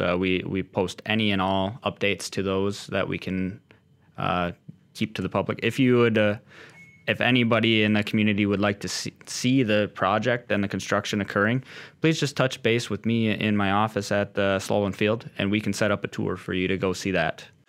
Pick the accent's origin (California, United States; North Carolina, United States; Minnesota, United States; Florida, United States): Minnesota, United States; Austin; moved away as an adult; also born or lived in St. Cloud, Minnesota; now in Williston, United States; grew up in a small town in southern Minnesota, Austin, Spam Town